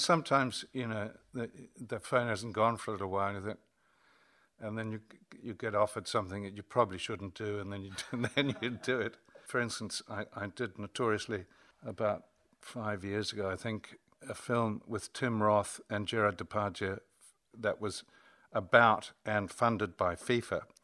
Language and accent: English; New Zealand; also born or lived in Armagh, Northern Ireland; exported ourselves back to New Zealand, which is probably, uh, not a bad thing as far as my growing up was concerned